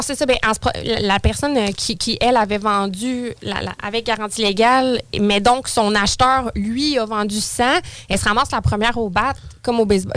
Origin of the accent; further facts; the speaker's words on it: Saint-Apollinaire, Quebec, Canada; now in Lévis, Canada; J'ai toujours été sur la rive sud, originaire de Saint-Apollinaire. Et là, maintenant, euh, depuis les 15 dernières années, je suis de Lévis